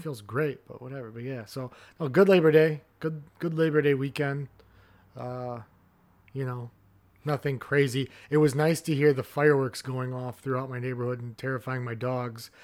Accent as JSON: {"language": "English", "region": "Midwest", "country": "United States", "said": "as a Midwesterner"}